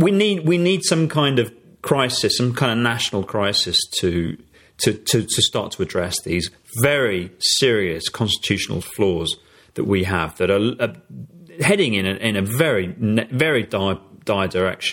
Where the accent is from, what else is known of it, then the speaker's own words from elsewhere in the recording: England, United Kingdom; as an Englishman.